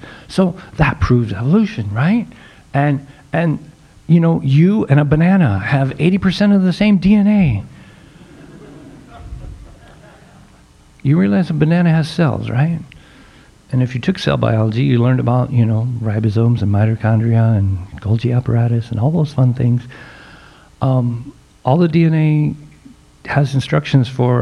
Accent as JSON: {"language": "English", "region": "Nebraska", "country": "United States", "said": "I'm from Nebraska"}